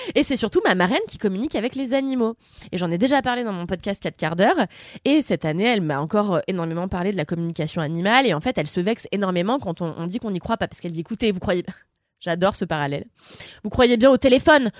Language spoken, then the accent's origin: French; Levallois-Perret, Île-de-France, France; je viens de Levallois